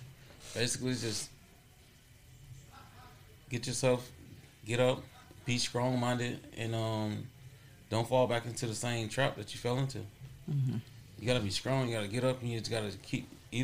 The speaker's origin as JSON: {"language": "English", "town": "Arcadia", "region": "Florida", "country": "United States", "said": "I'm from Arcadia, Florida."}